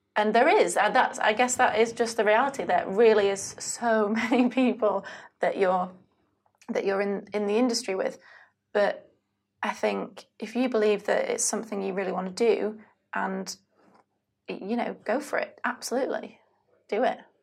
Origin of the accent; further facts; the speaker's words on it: United Kingdom; I am British